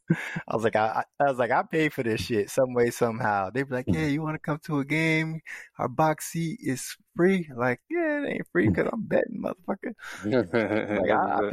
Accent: Florida, United States; growing up in Florida

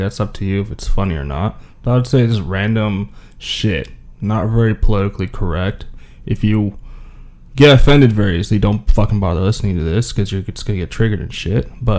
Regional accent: Jamaica; I'm Jamaican.

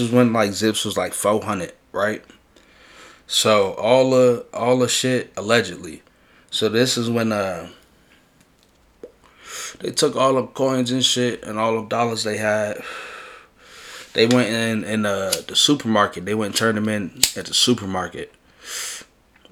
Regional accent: New York City, New York, United States; I'm from in the Bronx. I'm from River Park Towers

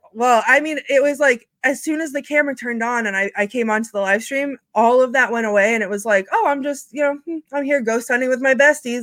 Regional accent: New England, United States; I am from New England

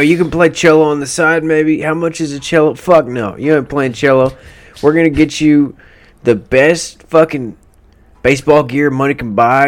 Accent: Peaster, Texas, United States; I'm from, I'm from Peaster

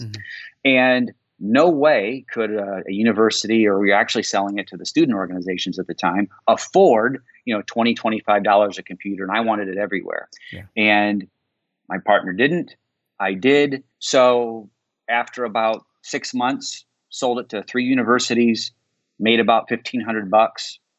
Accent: Indiana, United States; I grew up in Indiana

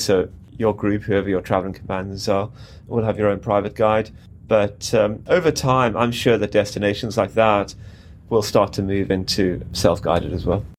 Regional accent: South Africa; moved away as an adult; also born or lived in Cape Town / London / Ullapool; I grew up in South Africa and pretty much in the outdoors on a farm for much of my teenage years.

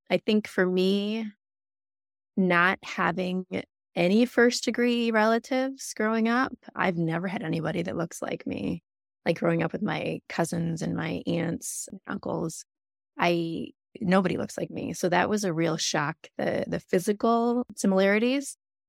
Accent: Michigan, United States; I was raised by my aunt and uncle who became my parents, but I was raised outside of Ann Arbor

